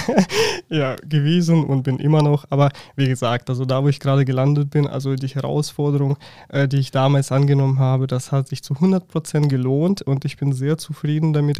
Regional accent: Russia; German is a second language; moved away as an adult; now in Germany; ich komme ursprünglich aus Russland und bin bereits seit neun Jahren in Deutschland

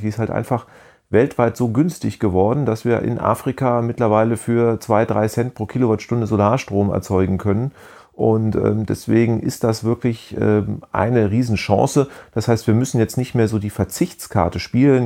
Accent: Germany; als Deutscher

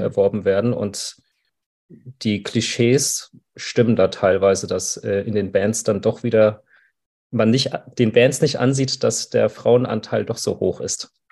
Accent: Frankfurt, Hesse, Germany; ich bin ja aus Frankfurt

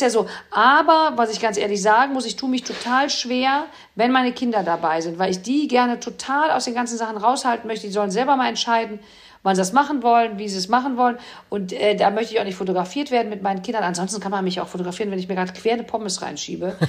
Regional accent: Cologne, North Rhine-Westphalia, Germany; als Kölner

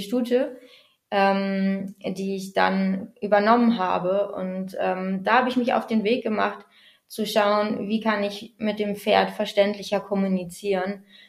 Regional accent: Bad Bentheim, Lower Saxony, Germany; ich äh, komme aus Bad Bentheim, da wohne ich derzeit an der niederländischen Grenze direkt

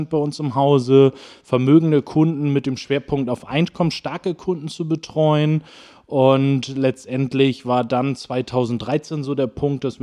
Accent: Schwarzenberg, Saxony, Germany; letztendlich aufgewachsen bin ich immer in Schwarzenberg. Ich bin, glaube ich, achtmal in meinem Leben umgezogen, aber ich habe es nie rausgeschafft aus den Ortsgrenzen

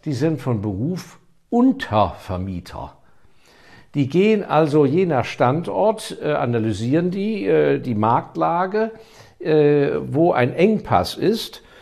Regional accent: Germany; ich bin Deutscher

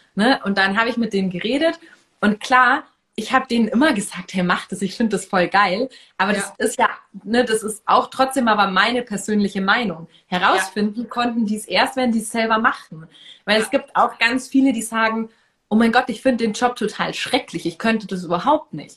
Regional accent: Munich, Bavaria, Germany; ich komme ja hier aus München

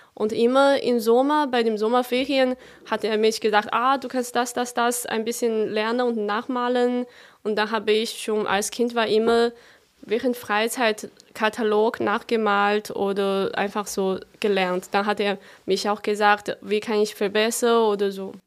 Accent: a smaller town near Chongqing, China; German is a second language; moved away as an adult; now in Germany; Meine Heimat ist in einer noch kleineren Stadt äh, neben dieser Stadt Chongqing

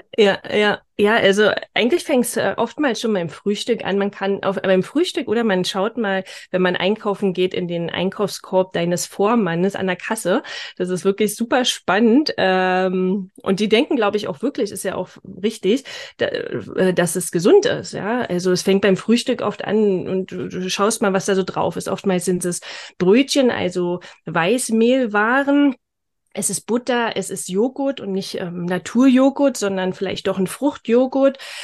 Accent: Berlin, Germany; accent: Berlin dialect; komme aus, äh, aus Berlin. Jetzt wohnen wir zwar im Norden von Berlin, ähm, aber ursprung, ursprünglich Berlinerin, also äh, verzeiht mir mein Akzent, mein Dialekt

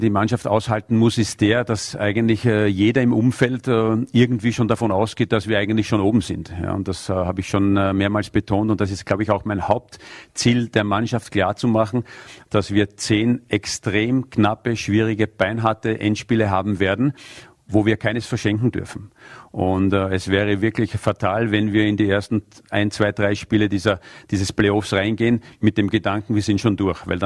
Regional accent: Vienna, Austria; born there; Und deswegen habe ich als gebürtiger Wiener sehr, sehr wenig Zeit in meiner Heimatstadt eigentlich verbracht, weil ich die meiste Zeit woanders war.

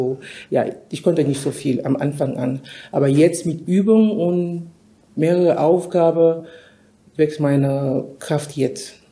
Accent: Cameroon; moved away as an adult; also born or lived in United States; now in Germany; ich komme ursprünglich aus Kamerun, da bin ich geboren. Ich habe meine Ausbildung in Kamerun abgeschlossen, habe ich auch ein Studium abs äh, absolviert in Kamerun. Dann bin ich nach Amerika äh, gegangen

